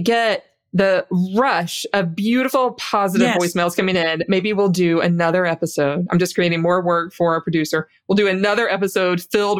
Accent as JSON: {"language": "English", "region": "the South", "country": "United States", "said": "Marcion, I'm from the South, too."}